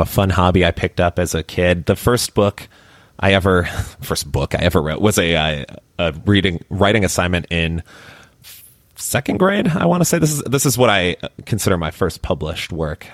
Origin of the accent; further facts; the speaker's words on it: Chicago, Illinois, United States; also born or lived in Miami; now in Austin, United States; I grew up in Chicago